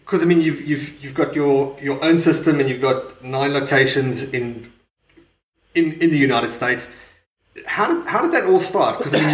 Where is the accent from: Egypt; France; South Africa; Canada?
South Africa; now in Perth, Australia; I'm from South Africa and I'm living in Perth